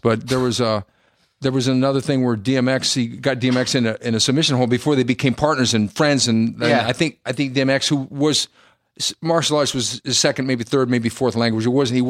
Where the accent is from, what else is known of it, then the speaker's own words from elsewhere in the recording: California, United States; also born or lived in Santa Cruz, California / Salinas, California; I was born in Santa Cruz and grew up in California, but graduated high school in Salinas.